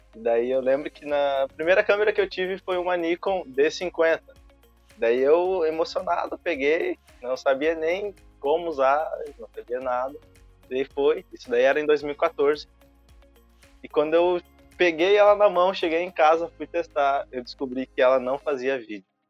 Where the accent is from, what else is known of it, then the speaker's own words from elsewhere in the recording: Alvorada, Rio Grande do Sul, Brazil; Eu sou de Alvorada, tenho 21 anos